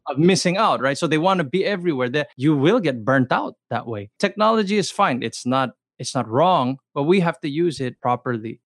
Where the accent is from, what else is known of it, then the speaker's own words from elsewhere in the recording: Los Angeles, California, United States; I grew up i, in the L A area